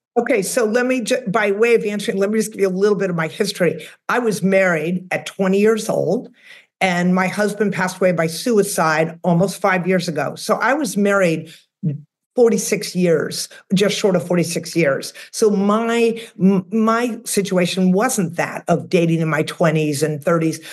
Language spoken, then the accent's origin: English; outside of Boston, Massachusetts, United States; now in Austin, United States; I'm originally from the Northeast. I'm from outside of Boston.